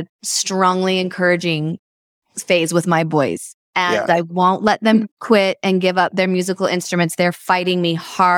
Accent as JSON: {"language": "English", "town": "Edmonton", "region": "Alberta", "country": "Canada", "tie": "born or raised there", "said": "I was also born in Edmonton, Alberta, Canada."}